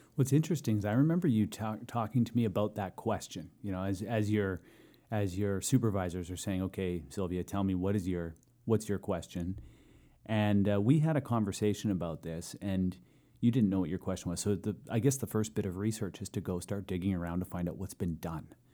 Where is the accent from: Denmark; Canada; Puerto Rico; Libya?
Canada; Tsartlip First Nation reserve, British Columbia; I've lived on reserve my entire life. Um, born there, brought home there a couple weeks out